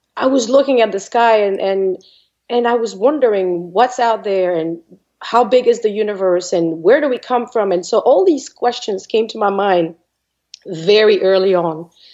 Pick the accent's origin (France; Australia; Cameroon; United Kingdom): France; English is a second language; moved away as an adult; I was born in France I'm not going to say many years ago, but a, a good few years ago. Mm-hmm. and I spent uh, about 26 years of my life in France.